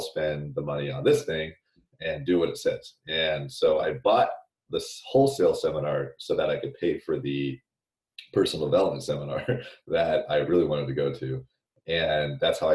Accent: Sacramento, California, United States; I grew up in Sacramento

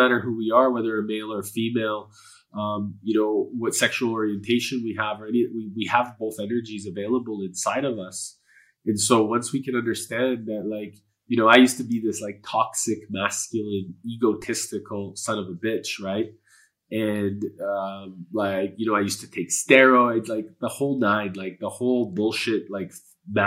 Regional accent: Edmonton, Alberta, Canada; first language Polish; English is a second language; Edmonton was where I was born. It was where I was raised.

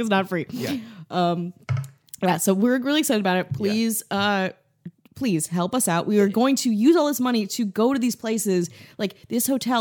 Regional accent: Wisconsin, United States; I'm from Wisconsin

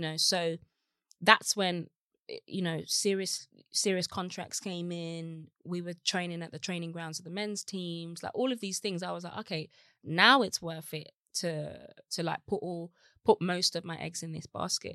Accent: Birmingham, West Midlands, United Kingdom; moved away as an adult; also born or lived in Los Angeles; now in London, United Kingdom; I had a great childhood in Birmingham

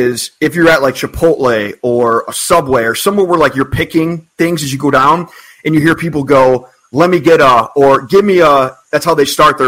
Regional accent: Ohio, United States; also born or lived in Cleveland; now in Chicago, United States; Raleigh and I live in Chicago, we're from Ohio

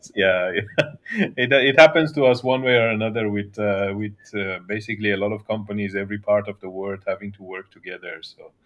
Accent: Iran; moved away as an adult; also born or lived in western Iran / Australia; now in Singapore; I was born in Iran, in a little town, uh, close to the border of, of Iraq, so on the western side of Iran. And, uh, early childhood was in that town. Then, uh, my family moved to the capital city, Tehran, and, uh, and I was, I went to uni there

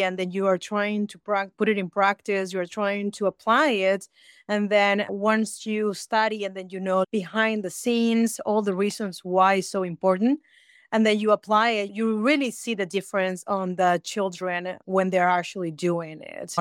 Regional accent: Peru; now in United States; I'm originally from Peru, but I have been in America for 25 years.

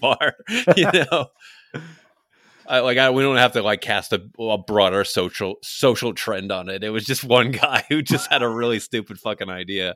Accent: New York City, New York, United States; I grew up on Staten Island in New York

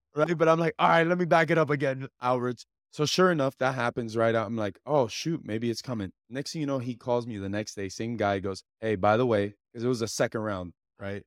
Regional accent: Hialeah, Florida, United States; I'm a kid from Hialeah

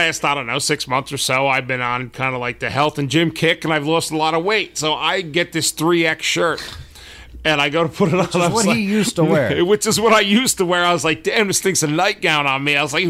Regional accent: New Jersey, United States; I've been born and raised in New Jersey

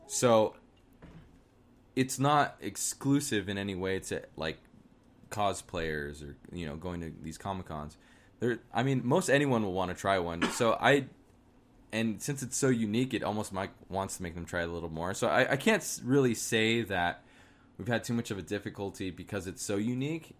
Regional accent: Arizona, United States; I'm from Arizona.

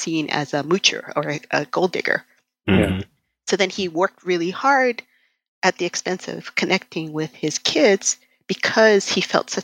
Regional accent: Japan; moved away; because I'm Japanese and my dad was like this and I left home

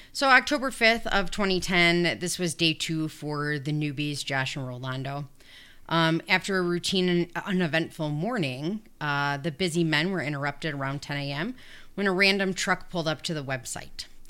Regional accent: Hinsdale, Illinois, United States; I was born in Hinsdale

